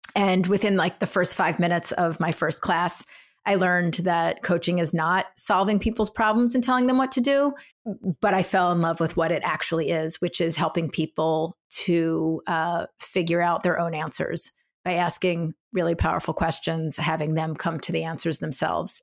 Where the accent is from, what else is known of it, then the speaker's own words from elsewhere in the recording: Philadelphia, Pennsylvania, United States; moved away; I grew up in Philadelphia